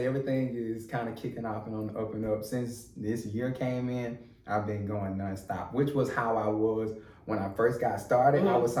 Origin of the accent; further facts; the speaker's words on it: LaFayette, Alabama, United States; now in Atlanta, United States; I'm from Lafayette, Alabama.